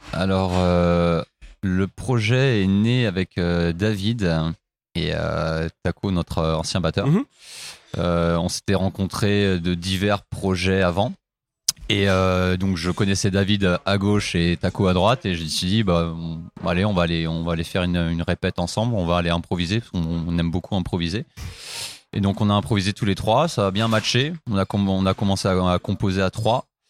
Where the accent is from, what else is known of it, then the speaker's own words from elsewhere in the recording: Compiègne, Hauts-de-France, France; prof de guitare à, Compiègne, là où j'ai grandi